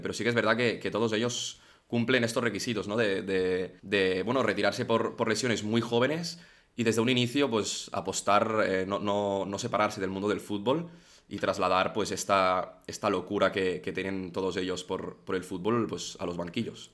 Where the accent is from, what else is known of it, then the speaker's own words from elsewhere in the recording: Barcelona, Catalonia, Spain; la gente que somos de aquí de Barcelona